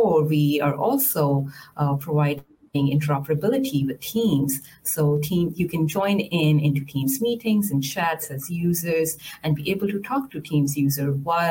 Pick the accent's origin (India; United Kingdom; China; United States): India; I was born and raised in India